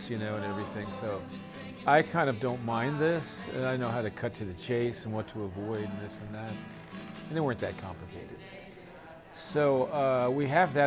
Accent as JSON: {"language": "English", "town": "New Rochelle", "region": "New York", "country": "United States", "tie": "born or raised there", "said": "this environment that I grew up in New Rochelle, New York"}